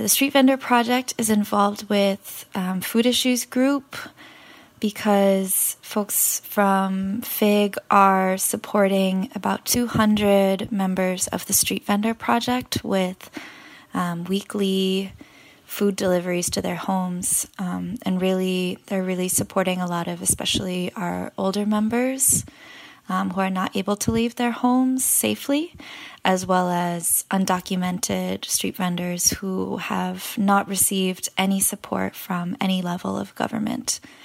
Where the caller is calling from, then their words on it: New York City, New York, United States; I am calling in from Elmhurst, Queens